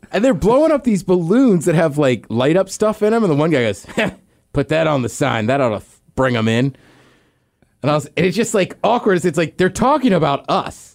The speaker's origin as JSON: {"language": "English", "town": "College Park", "region": "Maryland", "country": "United States", "tie": "born or raised there", "said": "I'm from College Park, Maryland. It's where I grew up, outside of, uh, D C"}